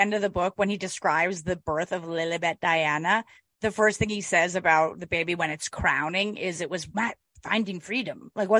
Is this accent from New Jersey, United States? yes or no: yes; Montclair, New Jersey, United States; also born or lived in Boston; I'm from Montclair.